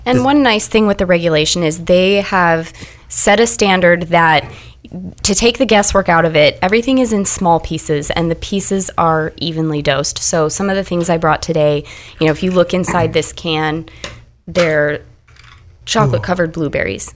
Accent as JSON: {"language": "English", "region": "Nebraska", "country": "United States", "said": "I am from Nebraska, very conservative place"}